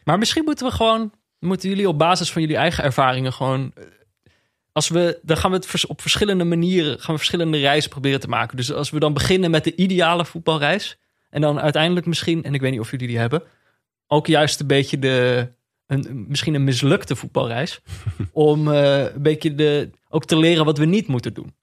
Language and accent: Dutch; Eindhoven, North Brabant, Netherlands; ik ben opgegroeid in Eindhoven.